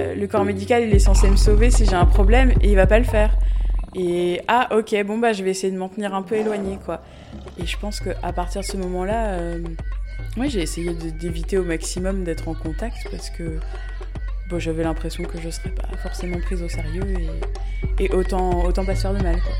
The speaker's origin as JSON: {"language": "French", "area": "Sarthe", "region": "Pays de la Loire", "country": "France", "tie": "born or raised there", "also_born_or_lived": "Le Mans", "said": "je suis originaire de la Sarthe et j'habite euh, aujourd'hui au Mans"}